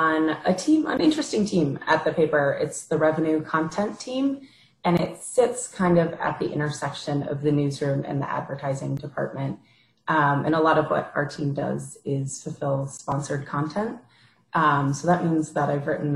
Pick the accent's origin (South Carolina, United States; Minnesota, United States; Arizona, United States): Minnesota, United States; Minneapolis; moved away as an adult; also born or lived in Wisconsin; I'm originally from the Midwest. I'm from the Twin Cities area